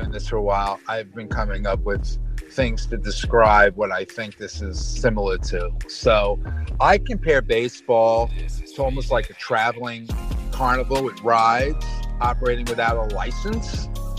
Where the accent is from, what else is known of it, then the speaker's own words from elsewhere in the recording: New York City, New York, United States; I am from New York City. Yep, born in Brooklyn.